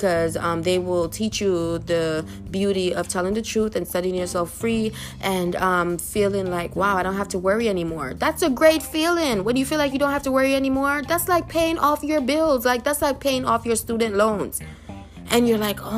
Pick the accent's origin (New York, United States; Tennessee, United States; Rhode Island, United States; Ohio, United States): New York, United States; I'm from New York